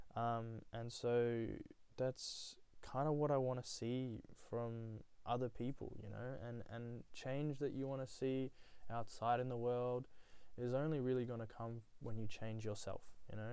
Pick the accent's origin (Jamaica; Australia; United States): Australia; also born or lived in Nepal; I was born there and, and then whisked away to Australia under the age of one